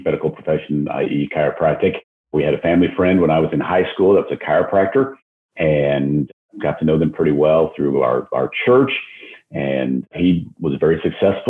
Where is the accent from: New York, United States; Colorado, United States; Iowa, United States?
Colorado, United States; just outside of Denver; moved away as an adult; also born or lived in Phoenix; now in Dallas, United States; I grew up in Colorado, just outside okay. of Denver.